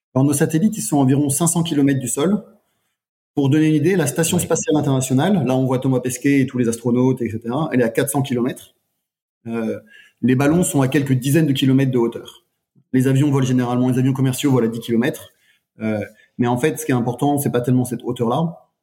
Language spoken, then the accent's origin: French; France; moved away; je suis français